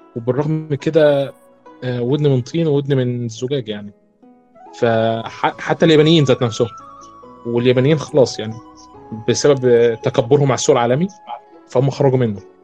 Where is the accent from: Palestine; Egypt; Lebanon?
Egypt; من مصر